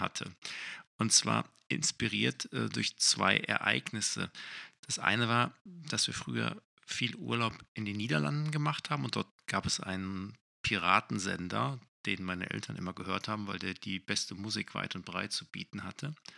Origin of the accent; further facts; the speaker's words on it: Essen, North Rhine-Westphalia, Germany; in Essen spielt, in meiner Heimatstadt